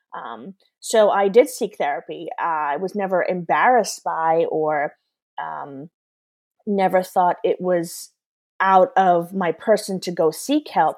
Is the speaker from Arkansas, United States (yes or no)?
no; New York, United States; moved away as an adult; I'm originally from New York